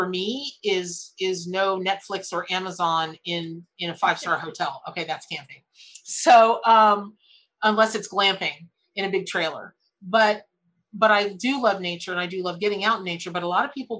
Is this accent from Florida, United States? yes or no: yes; Florida, United States; I grew up in Florida